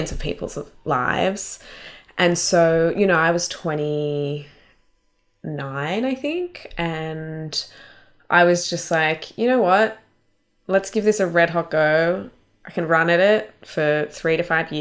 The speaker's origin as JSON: {"language": "English", "town": "Canberra", "region": "Australian Capital Territory", "country": "Australia", "tie": "born or raised there"}